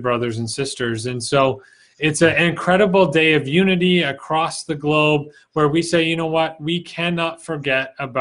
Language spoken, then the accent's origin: English; Canada; I'm from Canada.